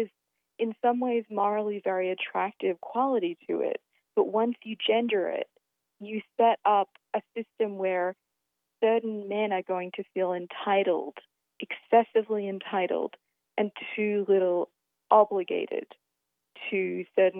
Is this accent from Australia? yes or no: yes; Australia; being Australian